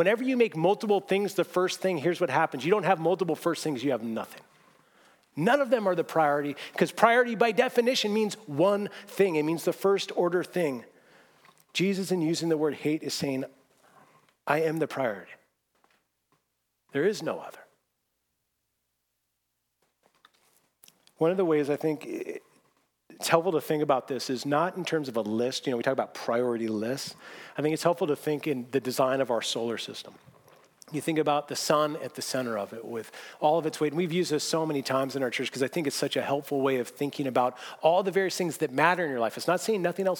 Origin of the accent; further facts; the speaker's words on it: Seattle, Washington, United States; moved away; I grew up in Seattle